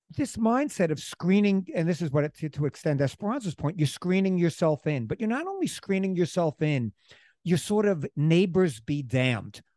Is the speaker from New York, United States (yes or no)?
yes; New York City, New York, United States; now in Springs, United States; we're from Queens.